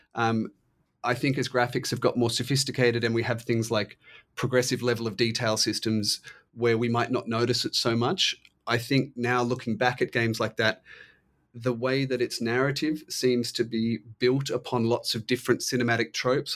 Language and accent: English; Australia; I'm Australian